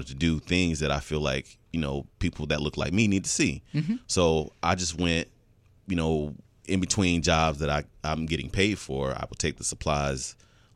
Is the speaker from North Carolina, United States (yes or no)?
yes; Fayetteville, North Carolina, United States; now in Atlanta, United States; growing up in Fayetteville, North Carolina